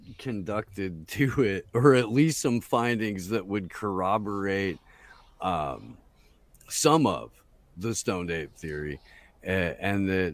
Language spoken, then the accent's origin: English; Anderson, Indiana, United States; my hometown of Anderson, Indiana